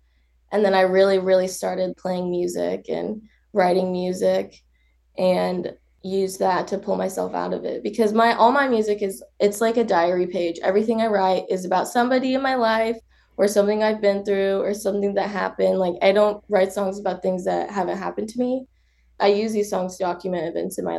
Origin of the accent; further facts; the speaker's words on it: Wichita, Kansas, United States; growing up in Wichita, Kansas.